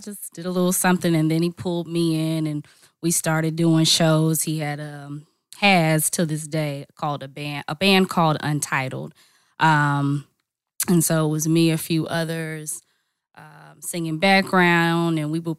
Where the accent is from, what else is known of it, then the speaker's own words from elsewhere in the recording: Charlotte, North Carolina, United States; now in Atlanta, United States; I'm originally from Charlotte, North Carolina, or by way of Charlotte, North Carolina. But I've been in Atlanta for a while.